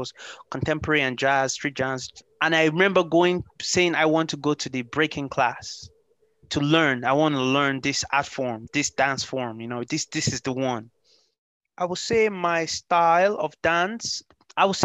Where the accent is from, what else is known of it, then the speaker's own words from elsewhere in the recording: Ireland; also born or lived in Lagos, Nigeria / Limerick, Ireland; I am originally born in the ex-capital city of Nigeria, Lagos, and I grew up in Europe, more specifically in Ireland. I am based in Limerick City